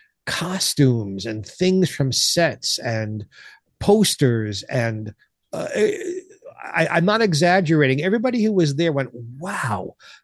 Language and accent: English; New York City, New York, United States; I grew up in New York City